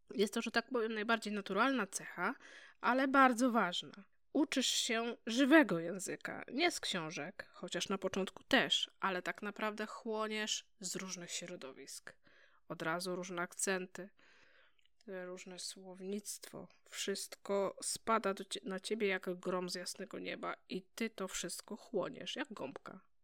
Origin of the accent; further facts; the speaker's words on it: Poland; moved away as an adult; Chcieliśmy lepszej przyszłości dla naszych dzieci, dlatego wyjechaliśmy z Polski